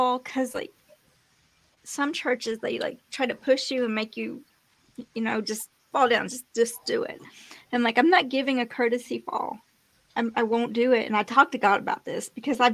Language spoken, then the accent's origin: English; Missouri, United States; moved away; also born or lived in Tulsa, Oklahoma; the church that I grew up in Missouri